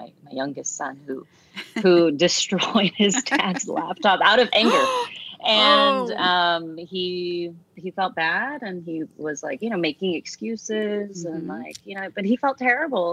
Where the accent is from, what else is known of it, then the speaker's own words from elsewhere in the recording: United States; being born a Filipina in the United States